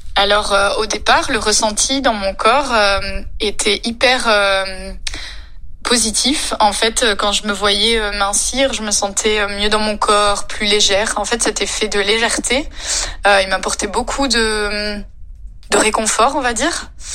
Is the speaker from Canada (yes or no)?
no; France; je suis française